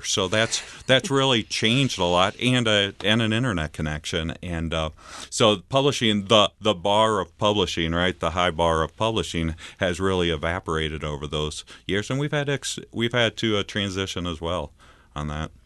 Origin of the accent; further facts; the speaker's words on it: Altamont, Illinois, United States; also born or lived in Red Bud, Illinois; grew up, uh, in central Illinois, in Altamont, Illinois, outside of there where my dad was a pastor